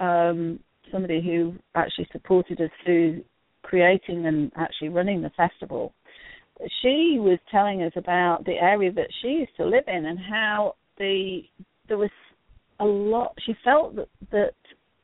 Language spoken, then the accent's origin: English; England, United Kingdom; now in United States; I'm from England